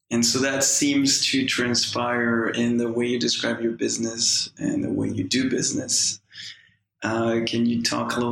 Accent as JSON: {"language": "English", "town": "Saskatoon", "region": "Saskatchewan", "country": "Canada", "tie": "born or raised there", "lives_now": "Los Angeles, United States", "said": "Saskatoon, Saskatchewan."}